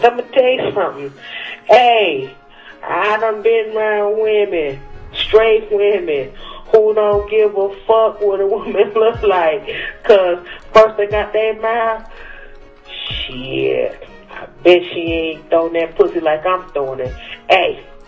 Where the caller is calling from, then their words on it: Cleveland, Ohio, United States; I'm coming live from Cleveland, the most disrespected place in the world